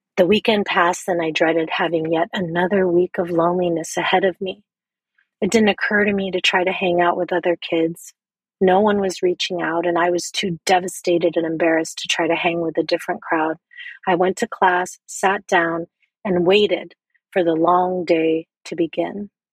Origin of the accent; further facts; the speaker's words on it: Philippines; as a Filipina woman raised as a strict Catholic in a poor and violent neighborhood